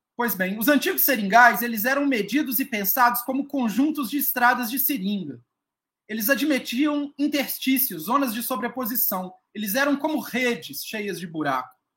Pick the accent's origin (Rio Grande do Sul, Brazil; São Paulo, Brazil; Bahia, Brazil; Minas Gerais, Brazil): Minas Gerais, Brazil; Belo Horizonte; moved away as an adult; now in Acre, Brazil; eu sou mineiro de Belo Horizonte, mas me mudei para a Amazônia